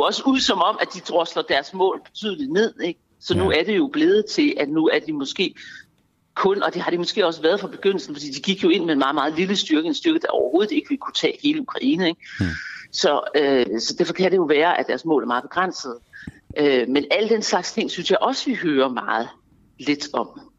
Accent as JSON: {"language": "Danish", "country": "Denmark", "said": "jeg er dansker"}